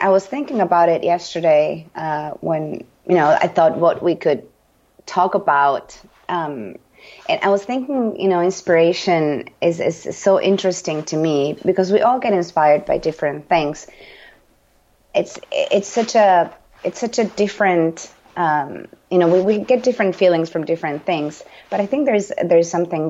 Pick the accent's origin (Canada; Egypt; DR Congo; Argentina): Argentina; English is a second language; now in United States; Yeah, I'm always the foreign token, you know, because, you know, as you know, I'm from Argentina